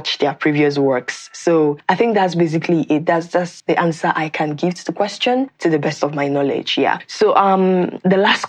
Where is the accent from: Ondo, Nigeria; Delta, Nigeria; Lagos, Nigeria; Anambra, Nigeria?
Anambra, Nigeria; Nimo; I am from Nigeria. I am from Anambra State, in a town called Nimo in Anambra State